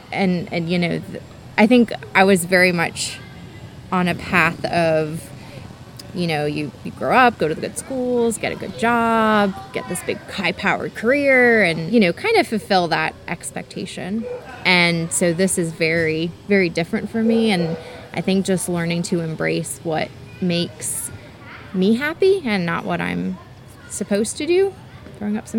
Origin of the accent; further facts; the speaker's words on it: Connecticut, United States; moved away as an adult; also born or lived in Virginia / Greenville, South Carolina; growing up in Connecticut, kind of near the shoreline